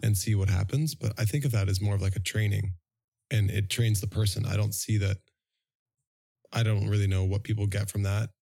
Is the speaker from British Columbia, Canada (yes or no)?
no; Toronto, Ontario, Canada; moved away as an adult; now in Vancouver, Canada; I'm actually from Toronto, living in Vancouver for eighteen years. Next year is a pivotal year because I lived in Toronto for nineteen.